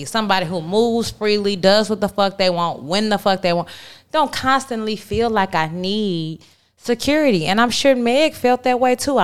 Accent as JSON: {"language": "English", "town": "Houston", "region": "Texas", "country": "United States", "said": "I'm from Houston"}